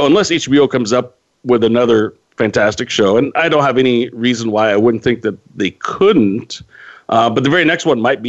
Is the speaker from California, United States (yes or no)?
yes; Modesto, California, United States; my hometown of Modesto.